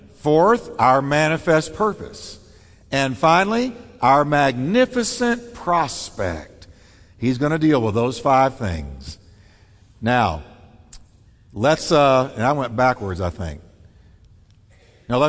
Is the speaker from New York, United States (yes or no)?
yes; New York, United States; moved away; I'm from New York